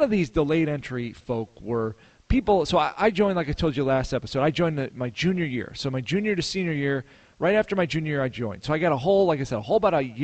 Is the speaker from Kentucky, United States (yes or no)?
no; Chicago, Illinois, United States; moved away as an adult; I grew up in the Chicago area